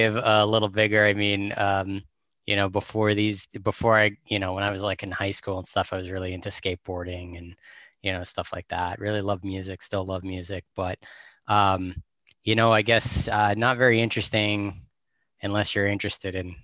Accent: North Andover, Massachusetts, United States; now in New Hampshire, United States; I grew up just outside of Boston

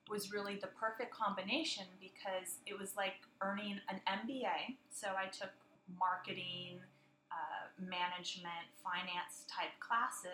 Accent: San Diego, California, United States; also born or lived in London; I'm from San Diego

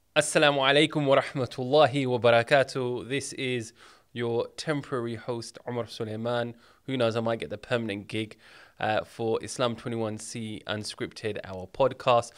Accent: United Kingdom; I was born in the U K.

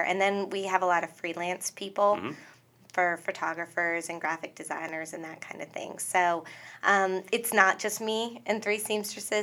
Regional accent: Northwest Pennsylvania, United States; I came from Northwest Pennsylvania. My family grew up working in mills and factories

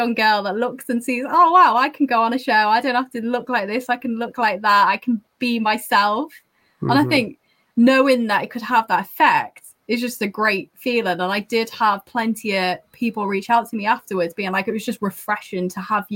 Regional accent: the north of England, United Kingdom; accent: northern; having a northern accent

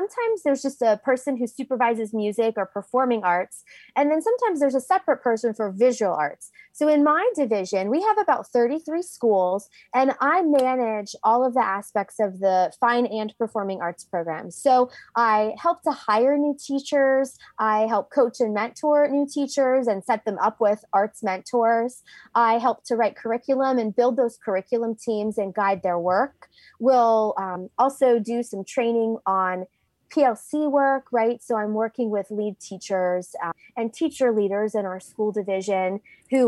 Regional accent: Pennsylvania, United States; moved away as an adult; also born or lived in West Virginia / Virginia; I grew up in Pennsylvania

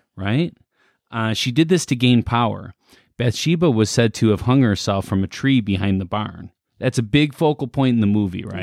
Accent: Midwest, United States; we're from the Midwest

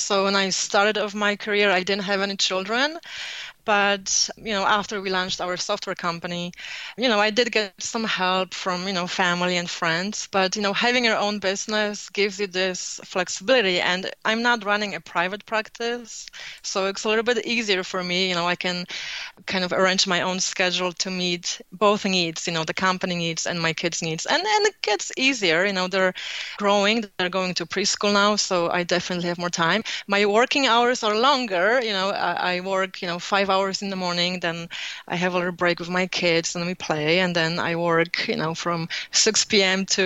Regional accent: Poland; accent: Polish; moved away; I was born in Poland, so I have Polish accent

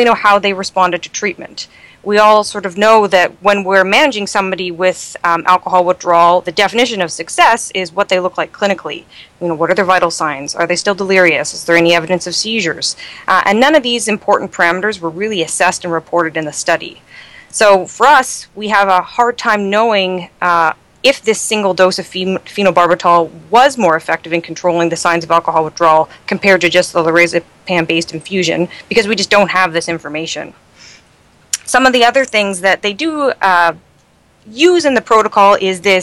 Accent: Canada; accent: Canadian; moved away as an adult; also born or lived in London, Ontario; now in New York City, United States; I'm Canadian

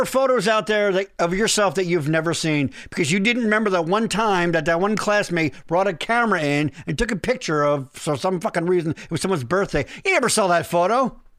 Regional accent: Boyertown, Pennsylvania, United States; I'm from Boyertown

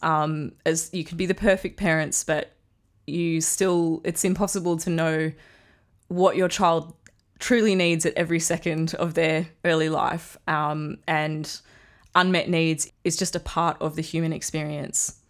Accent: Australia; accent: Australian; I'm in Australia, if you can't tell from my accent.

